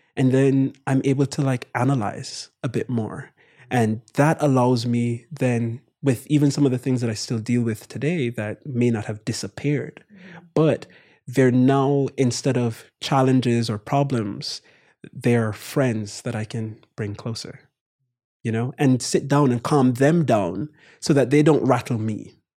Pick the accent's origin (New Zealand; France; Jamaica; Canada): Jamaica; Kingston; moved away as an adult; also born or lived in Morehouse (Atlanta, United States); my brother and I born and raised in Jamaica